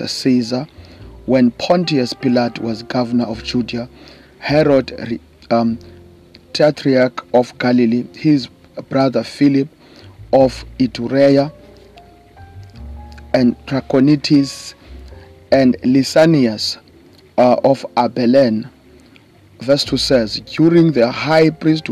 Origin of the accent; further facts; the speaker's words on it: East London, Eastern Cape, South Africa; I come all the way from South Africa, by the way, to those who don't know, in the Eastern Cape province, in a small town called East London.